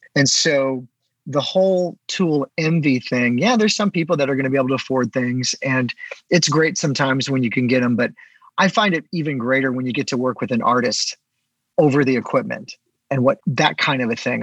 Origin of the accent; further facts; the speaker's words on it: St. Louis, Missouri, United States; I'm kind of back in my hometown area, so St. Louis